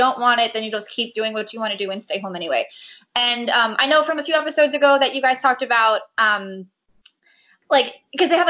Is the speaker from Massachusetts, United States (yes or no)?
no; Boca Raton, Florida, United States; also born or lived in Manhattan, New York; now in New York, United States; My hometown movie theater, it's called Cinemark Palace 20 in Boca Raton.